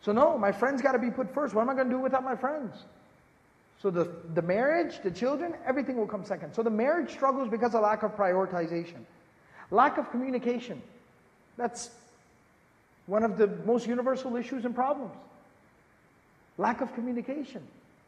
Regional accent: Dallas, Texas, United States; moved away; I was born and raised in Dallas, Texas

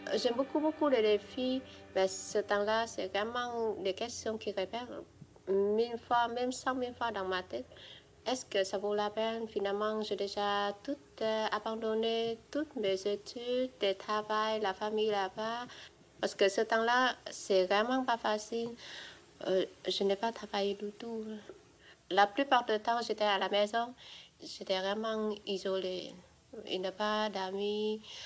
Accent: Vietnam; moved away as an adult; now in Quebec City, Canada; je suis vietnamienne ou québécois

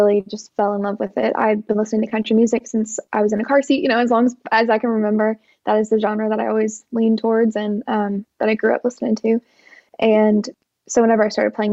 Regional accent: Columbia, Missouri, United States; moved away as an adult; also born or lived in Kansas City, Missouri; now in Nashville, United States; I'm from Columbia, Missouri, just about 2 hours away from here. But I moved here when I was 18

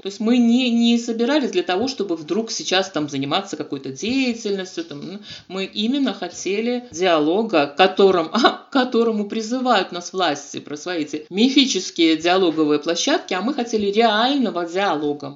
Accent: Gomel, Gomel Region, Belarus; Я белоруска

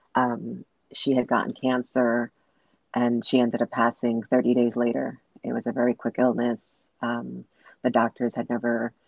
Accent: New York City, New York, United States; I was born and raised in Brooklyn, New York.

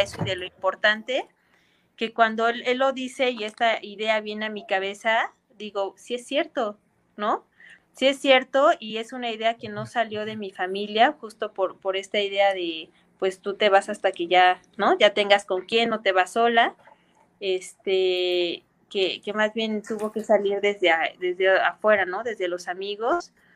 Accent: Mexico City, Mexico; nosotros somos capitalinos

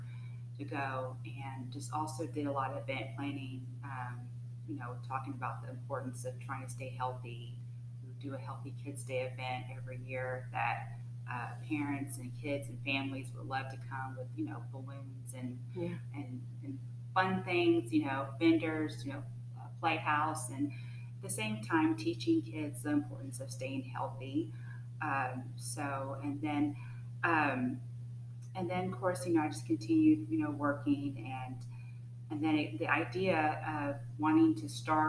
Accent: Austin, Texas, United States; also born or lived in Killeen, Texas; I'm from Austin. I wasn't born here. I was born in Killeen, but I came to Austin when I was one, and just pretty much all my whole childhood was in Austin

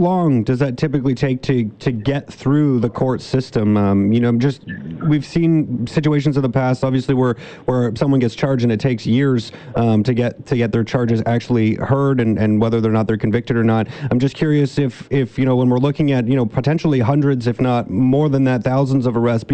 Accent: British Columbia, Canada; as British Columbians

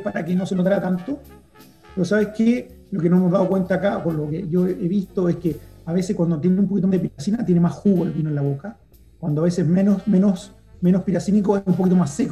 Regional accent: Chile; nosotros como chilenos

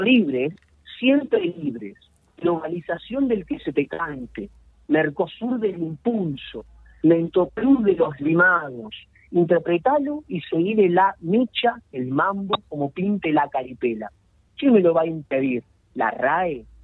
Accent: Arrecifes, Buenos Aires Province, Argentina; now in Rosario, Argentina; mi pueblo, Arrecife, yo vengo allá de los pagos del noroeste de la provincia de Buenos Aires, Arrecife

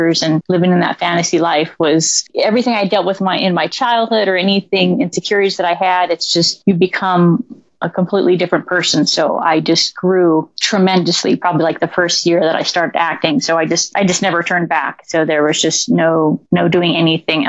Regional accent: Santa Barbara, California, United States; moved away as an adult; now in Los Angeles, United States; I'm from Santa Barbara, a faraway land from LA. So not exactly too far. But I moved here 10 years ago

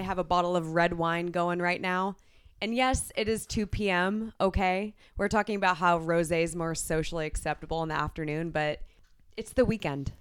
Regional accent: Chico, California, United States; We're obviously from Chico

